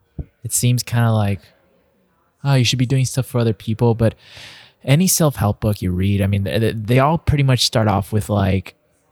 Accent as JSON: {"language": "English", "town": "El Paso", "region": "Texas", "country": "United States", "tie": "born or raised there", "said": "growing up in El Paso, it's like 90% Hispanic, 90% Latino."}